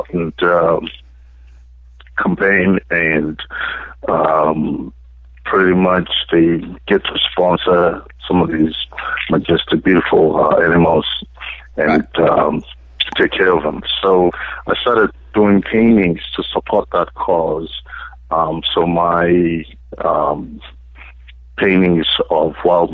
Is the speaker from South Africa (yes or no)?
yes; South Africa; moved away as an adult; now in United States; I grew up in South Africa. I was born and brought up in South Africa